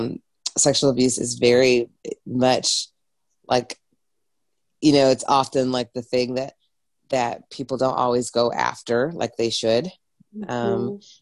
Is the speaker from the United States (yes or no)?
no; England, United Kingdom; I'm from England originally, so, you know, if anyone wants to know, it's not like I did not grow up in the Bible Belt.